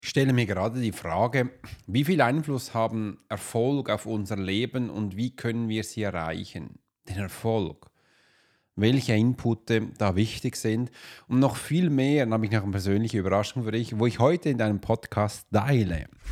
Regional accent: Switzerland; wir reden ja schon ganz anders

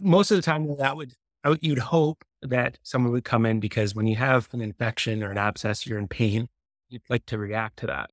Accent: Victoria, British Columbia, Canada; also born or lived in Windsor, Ontario; I was born and raised in B, Victoria, Brit, B C.

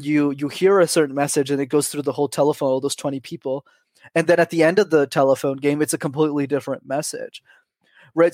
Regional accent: Montreal, Quebec, Canada; I grew up in Montreal.

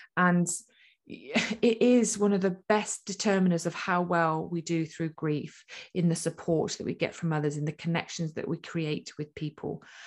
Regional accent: United Kingdom; we're typically British

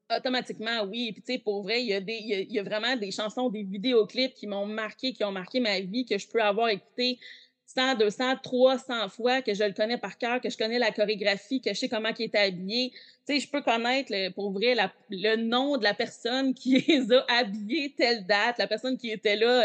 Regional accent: Quebec, Canada; je viens du Québec

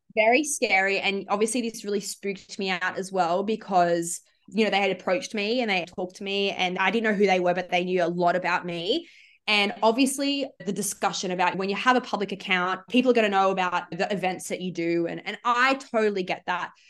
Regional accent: Sydney, New South Wales, Australia; I'm from the Shire in Sydney

